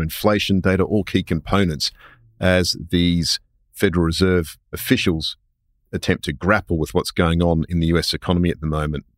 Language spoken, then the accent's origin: English; Queensland, Australia; I'm a Queenslander